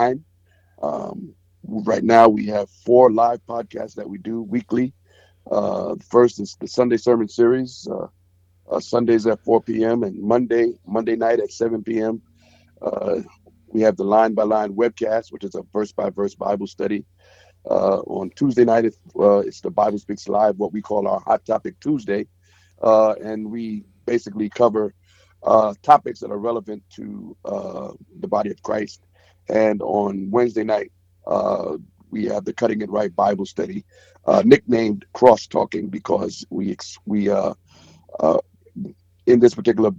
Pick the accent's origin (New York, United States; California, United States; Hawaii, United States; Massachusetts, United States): New York, United States; New York City; I'm from Brooklyn, New York. Been a Brooklyn native, been living there all my life. Grew up in the projects